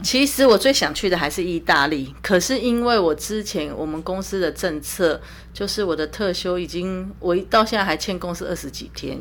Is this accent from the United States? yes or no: no; Taiwan; 我是从台湾来的